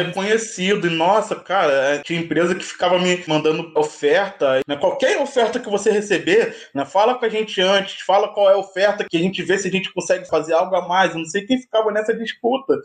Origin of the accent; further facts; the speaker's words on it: Rio de Janeiro, Brazil; Eu sou do Rio de Janeiro, moro no Vidigal.